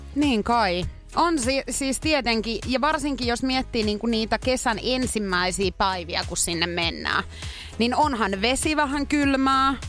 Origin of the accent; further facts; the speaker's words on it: Pori, Satakunta, Finland; Purista, kun olen kotoisin